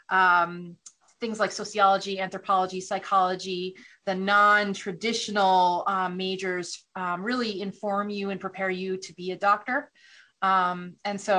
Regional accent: New Haven, Connecticut, United States; I grew up outside of New Haven, Connecticut, so Yale was very close

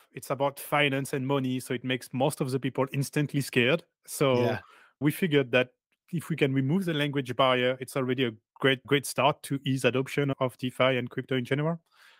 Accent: Paris, Île-de-France, France; I'm from Paris.

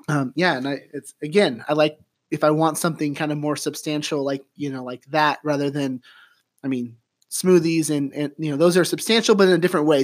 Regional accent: St. Helens, Oregon, United States; now in Eugene, United States; from Saint Helens, Rainier, Oregon

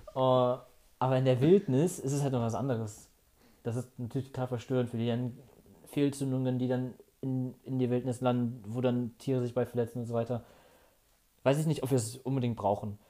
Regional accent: Ratingen, North Rhine-Westphalia, Germany; bei uns in Rating

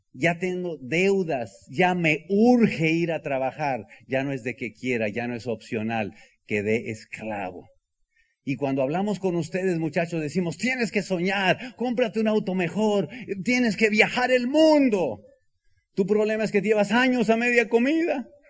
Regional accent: El Bajío, Mexico; soy del Bajío

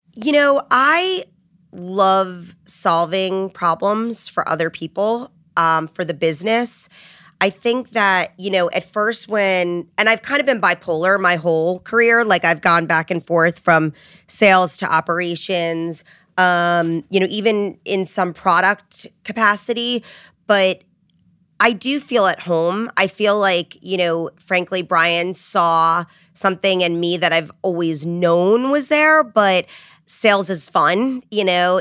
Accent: New Jersey, United States; also born or lived in Rhode Island; I grew up in New Jersey. I'm a Jersey girl

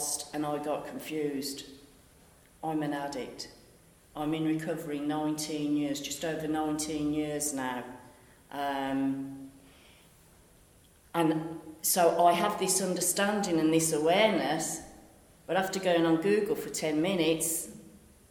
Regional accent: Birmingham, West Midlands, United Kingdom; moved away as an adult; also born or lived in Western; as you can tell from my dulcet tones, I'm from Birmingham

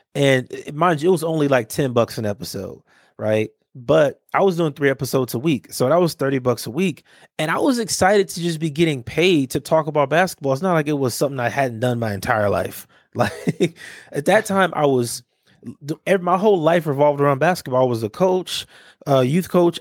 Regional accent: Los Angeles, California, United States; growing up in Watts

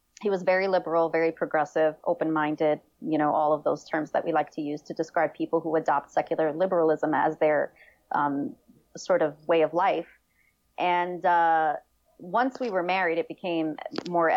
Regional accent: New York City, New York, United States; also born or lived in Damascus, Syria; I did grow up in New York City. I was born in Damascus, but I really didn't spend much time out in Syria

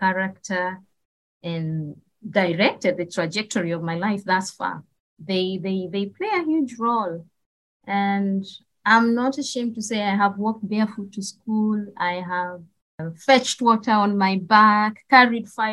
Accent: Kenya; born or raised there; moved away as an adult; also born or lived in Nairobi, Kenya; now in Middle East

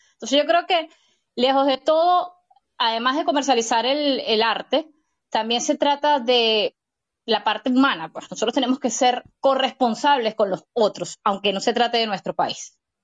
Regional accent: Venezuela; yo como venezolana

